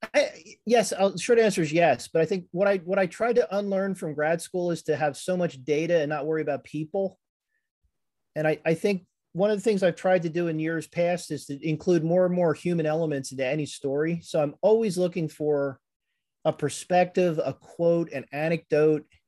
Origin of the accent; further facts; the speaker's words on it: Conshohocken, Pennsylvania, United States; also born or lived in Norristown, Pennsylvania; I grew up in Conshohocken and then moved out to Norristown